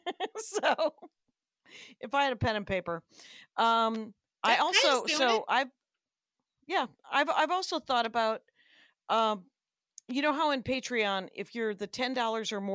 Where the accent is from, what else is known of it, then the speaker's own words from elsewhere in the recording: Wisconsin, United States; I'm from Wisconsin, so I've had a lot of sauerkraut in my life